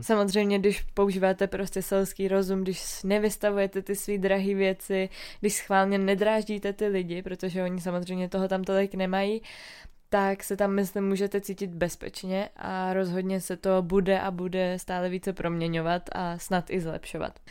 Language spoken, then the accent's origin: Czech; Czechia; jsme z České republiky